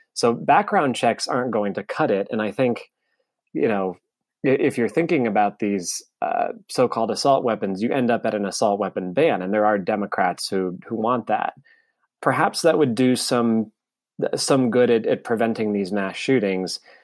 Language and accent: English; United States; as an American